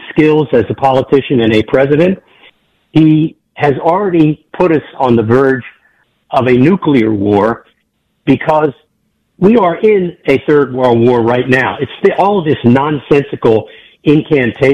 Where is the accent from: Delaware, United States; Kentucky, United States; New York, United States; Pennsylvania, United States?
Delaware, United States; Wilmington; I was raised in Wilmington, Delaware.